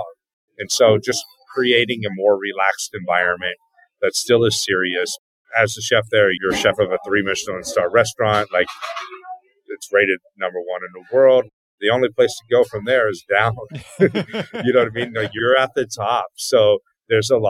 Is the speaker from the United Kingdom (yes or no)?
no; Northern California, United States; moved away as an adult; now in Los Angeles, United States; I'm a chef from Northern California.